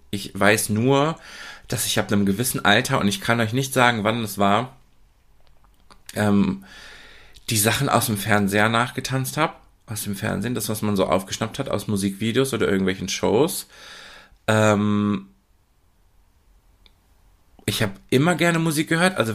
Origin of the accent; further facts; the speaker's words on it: Oer-Erkenschwick, North Rhine-Westphalia, Germany; Also aufgewachsen bin ich ja in Ohrerkenschwick ähm, eine Kleinstadt, ich nenne es liebevoll Dorf